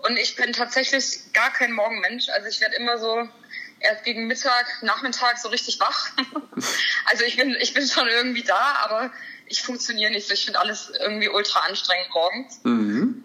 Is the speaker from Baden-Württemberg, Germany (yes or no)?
yes; Heilbronn, Baden-Württemberg, Germany; Ich bin aus Heilbronn. Das ist in Baden-Württemberg in der Nähe von Stuttgart. Mhm. Da bin ich geboren, da wohne ich auch immer noch.